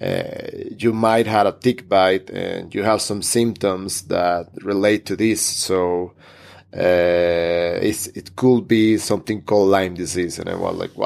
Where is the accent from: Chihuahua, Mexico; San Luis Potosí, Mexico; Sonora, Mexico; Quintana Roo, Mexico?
Sonora, Mexico; Hermosillo; also born or lived in Mexico City; within my city, my Hermosillo, my hometown